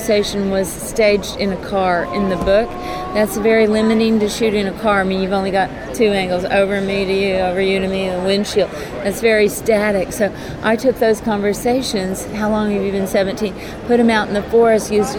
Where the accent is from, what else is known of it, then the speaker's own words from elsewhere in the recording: McAllen, Texas, United States; I'm from the border of Mexico. I grew up in La Frontera, McAllen, Texas